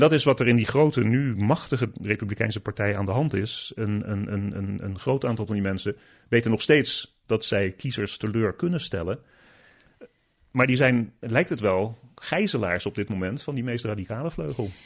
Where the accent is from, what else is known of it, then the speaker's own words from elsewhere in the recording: Netherlands; moved away as an adult; now in United States; als Nederlander